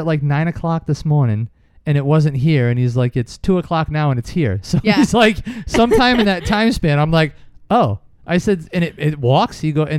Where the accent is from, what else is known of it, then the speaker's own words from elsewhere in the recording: East Providence, Rhode Island, United States; we grew up in East Providence, like a residential city kind of neighborhood.